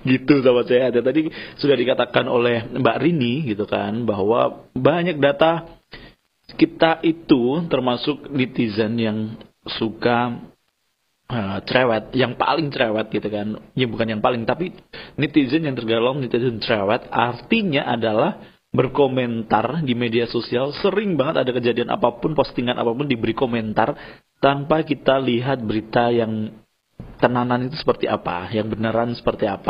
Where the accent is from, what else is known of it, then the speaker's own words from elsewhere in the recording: Java, Indonesia; ada peribahasa Jawa karena kita orang Jawa itu kan ajining diri dari ono eng lati